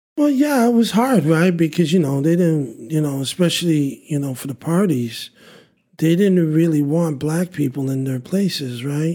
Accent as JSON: {"language": "English", "town": "Montreal", "region": "Quebec", "country": "Canada", "tie": "born or raised there", "said": "we grew up in Burgundy, and Burgundy is just downtown"}